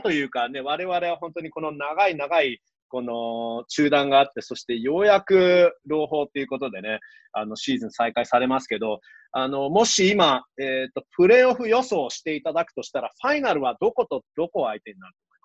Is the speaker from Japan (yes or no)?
no; Toronto, Ontario, Canada; 僕もやっぱりね、あのトロント出身です